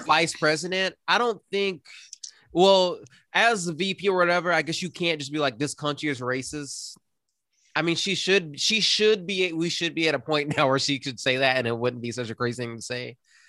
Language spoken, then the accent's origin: English; South Carolina, United States; we're all from South Carolina.